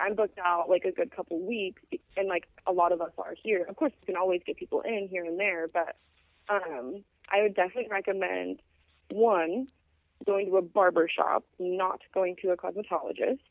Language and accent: English; Phoenix, Arizona, United States; I'm from Phoenix